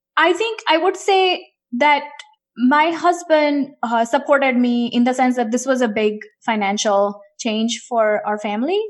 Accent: India; moved away; I grew up in India, and I was an only child, grew up in eighties and nineties in India

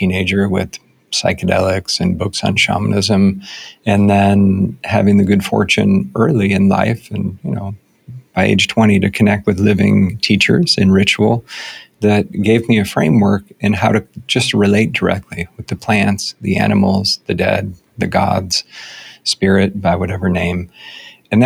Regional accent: United States; my own conditioning as an American white dude

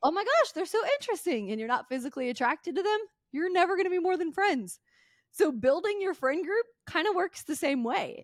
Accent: Mississippi, United States; I grew up in Mississippi, super poor

